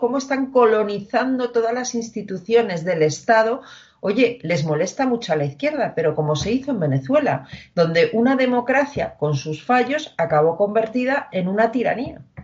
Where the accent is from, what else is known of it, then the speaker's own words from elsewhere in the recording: Community of Madrid, Spain; los madrileños, permítaseme la comparación y entiéndase bien, fuéramos los judíos de España